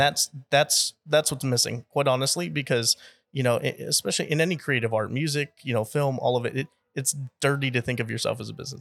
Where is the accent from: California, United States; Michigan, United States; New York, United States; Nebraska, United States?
California, United States; San Jose; also born or lived in Texas; now in Austin, United States; born and raised in San Jose, California, but, uh, been in Texas here for, gosh, going on twelve years now